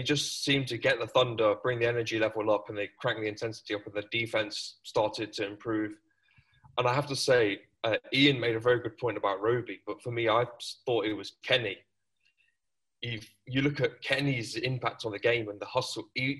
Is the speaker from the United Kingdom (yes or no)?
yes; Nottingham, East Midlands, United Kingdom; accent: English; The UK, so more specifically Nottingham